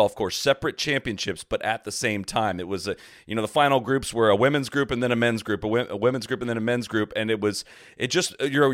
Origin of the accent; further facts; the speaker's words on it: Dublin, Ohio, United States; I grew up in Dublin, Ohio